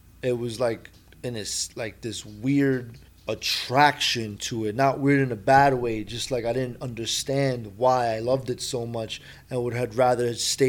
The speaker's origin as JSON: {"language": "English", "town": "New York City", "region": "New York", "country": "United States", "tie": "born or raised there", "said": "You know, I grew up in the projects. I was born there. Was, mm-hmm. You know, Rutgers Houses, Lower East Side."}